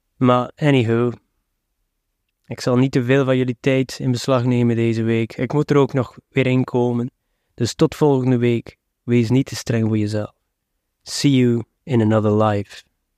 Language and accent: Dutch; West Flanders, Belgium; als West-Vlaming